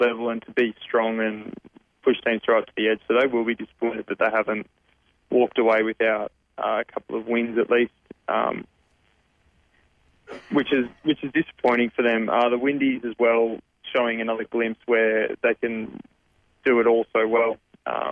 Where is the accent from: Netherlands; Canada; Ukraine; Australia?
Australia; as an Australian